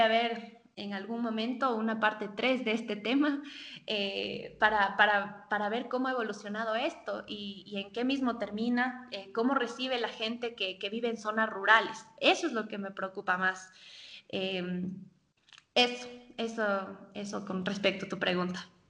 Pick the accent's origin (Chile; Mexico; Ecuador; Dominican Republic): Ecuador